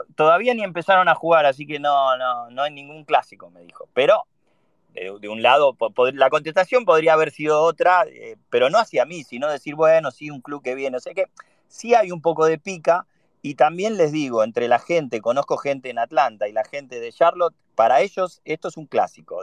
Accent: Argentina; now in United States; vengo de Argentina

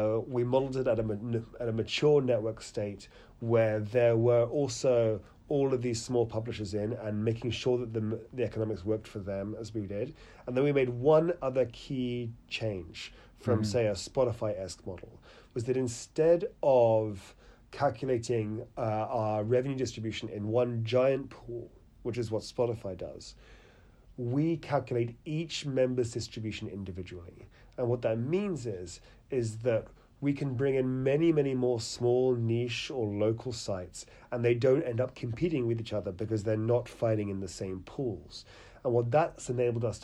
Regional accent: United Kingdom; accent: British; you can tell about the UK from my accent

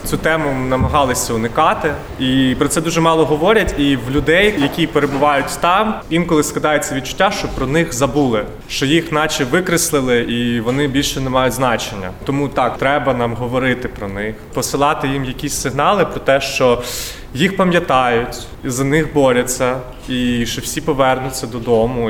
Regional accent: Kherson, Kherson Oblast, Ukraine; moved away; Я херсонець, народився в Херсоні

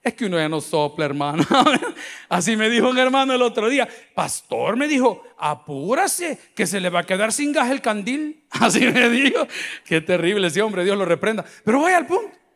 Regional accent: El Salvador; nosotros como salvadoreños hemos cambiado muchísimo.

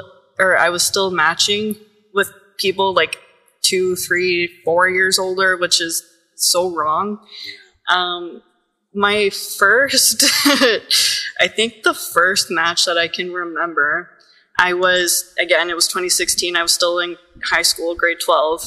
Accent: Cornwall, Ontario, Canada; moved away as an adult; now in Ottawa, Canada; I grew up about an hour from here in Cornwall, so there's about 50,000 people I think now

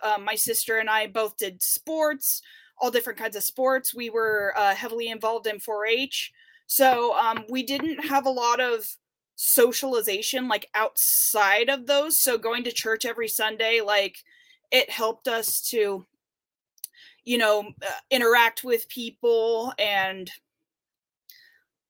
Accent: Murphys, California, United States; now in Denair, United States; I'm originally from Murphy's, California, which is a, even smaller town up in the Sierra Nevada mountains. I have one sibling. I have a younger sister, and I grew up with my mom and dad

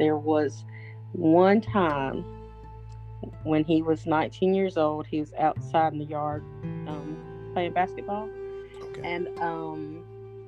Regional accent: Seneca, South Carolina, United States; I hail from Seneca, South Carolina

